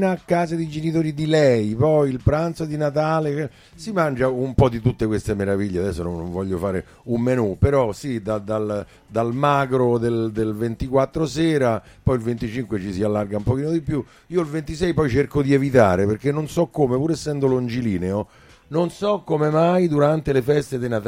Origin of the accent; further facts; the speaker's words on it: Rome, Lazio, Italy; Io sono romano di nascita, e anche se le, le, mie origini sono anche austro-ungariche, papà era viennese